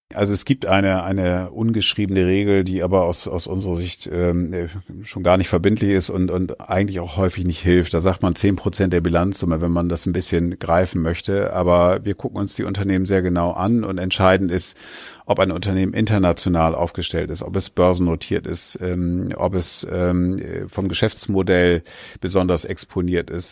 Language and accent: German; Oldenburg, Lower Saxony, Germany; ich bin Oldenburger